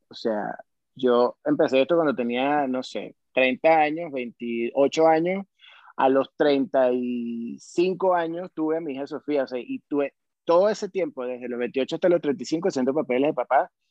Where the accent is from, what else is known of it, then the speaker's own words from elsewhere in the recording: Venezuela; now in Mexico City, Mexico; soy un, venezolano más en la Ciudad de México